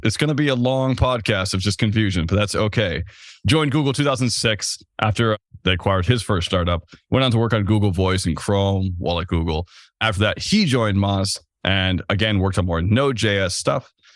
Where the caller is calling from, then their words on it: Vermont, United States; I'm calling in from Vermont